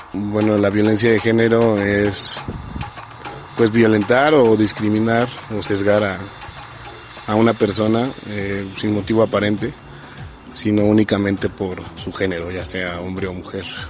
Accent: Quito, Pichincha, Ecuador; soy quiteño

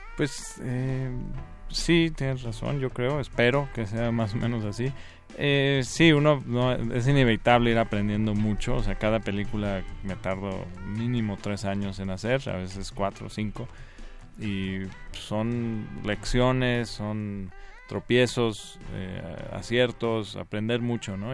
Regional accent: Guanajuato, Mexico; yo crecí ahí en Guanajuato

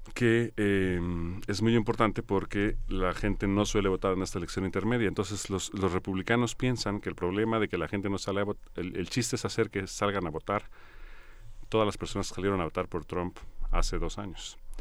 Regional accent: Mexico; quienes nacemos aquí somos mexicanos de entrada

